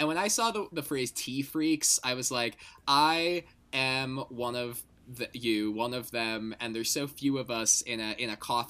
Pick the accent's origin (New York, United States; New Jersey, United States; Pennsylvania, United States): New Jersey, United States; I am from New Jersey, and I'm in New Jersey right now. But for a couple months in fall of 2020, I was spending time in Texas because I was working down there for a little bit.